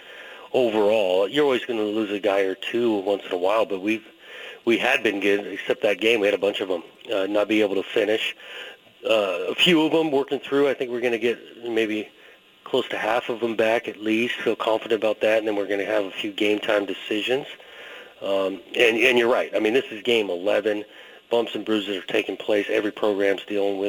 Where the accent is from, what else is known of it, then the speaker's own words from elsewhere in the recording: Southern California, United States; when I was growing up in Southern California